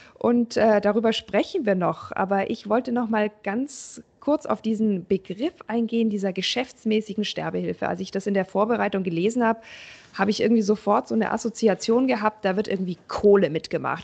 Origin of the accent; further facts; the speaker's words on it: Germany; bei uns in Deutschland